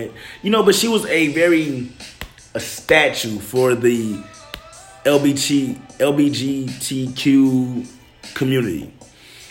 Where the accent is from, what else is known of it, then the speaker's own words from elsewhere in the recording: Detroit, Michigan, United States; I come from Detroit.